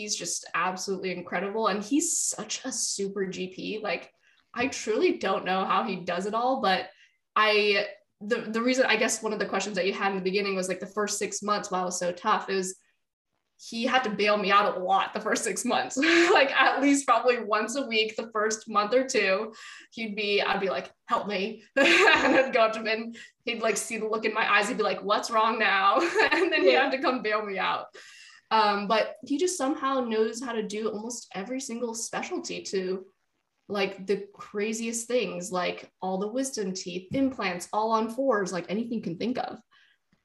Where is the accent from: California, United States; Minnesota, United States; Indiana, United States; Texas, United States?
California, United States; the Bay Area; moved away as an adult; now in Oklahoma, United States; I grew up in the Bay Area